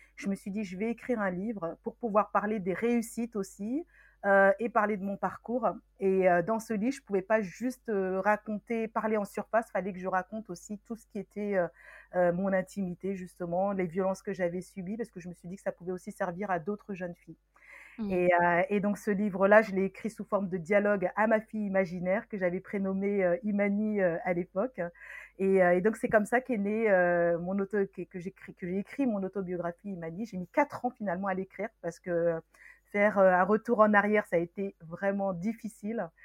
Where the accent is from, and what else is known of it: Meaux, Île-de-France, France; born or raised there; also born or lived in Senegal